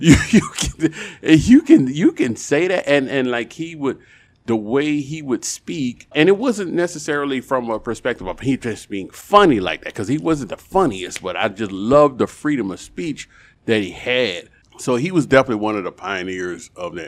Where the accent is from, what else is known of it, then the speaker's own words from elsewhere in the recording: New Orleans, Louisiana, United States; I'm born and raised in New Orleans